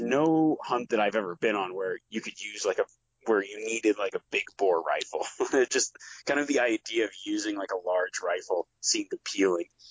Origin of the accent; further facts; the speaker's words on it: Nevada, United States; growing up in Nevada